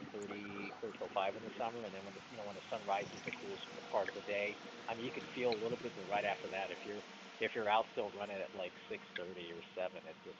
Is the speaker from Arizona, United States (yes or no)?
yes; Phoenix, Arizona, United States